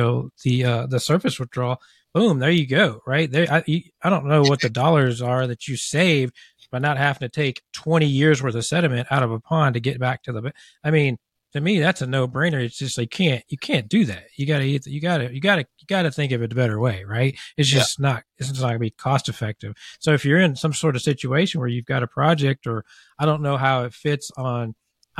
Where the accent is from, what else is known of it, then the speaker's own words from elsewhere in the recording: near Evansville, Southern Indiana, United States; I grew up in Southern Indiana. I grew up probably 20 minutes from Evansville